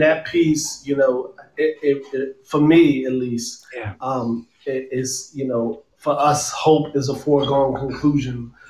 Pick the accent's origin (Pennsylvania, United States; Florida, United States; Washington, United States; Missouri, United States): Pennsylvania, United States; Philadelphia; I'm from Philadelphia.